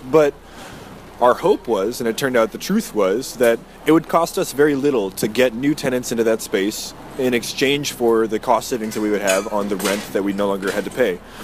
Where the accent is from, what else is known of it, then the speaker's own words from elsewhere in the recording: New Hampshire, United States; moved away as an adult; now in San Antonio, United States; I grew up in New Hampshire.